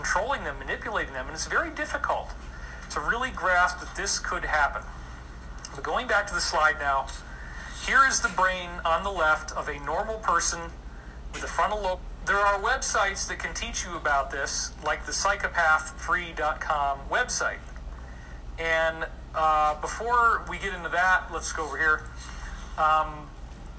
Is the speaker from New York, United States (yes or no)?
yes; Scotia, New York, United States; I grew up in Scotia, New York